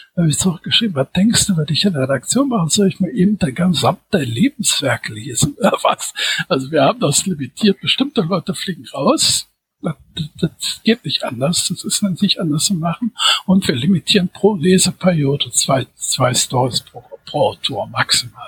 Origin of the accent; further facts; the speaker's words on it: Düsseldorf, North Rhine-Westphalia, Germany; now in Wuppertal, Germany; bin 1962 geboren in Düsseldorf, wohne seit 2004 in Wuppertal